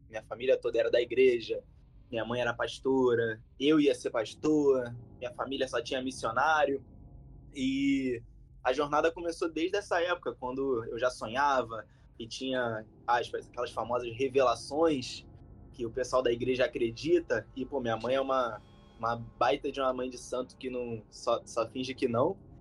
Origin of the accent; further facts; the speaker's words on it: Rio de Janeiro, Brazil; como um bom carioca, mesmo sendo novo